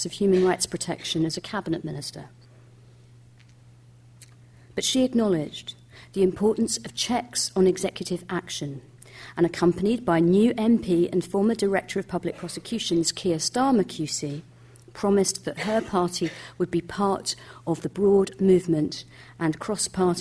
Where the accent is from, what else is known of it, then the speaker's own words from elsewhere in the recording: Scotland, United Kingdom; my fellow countrywoman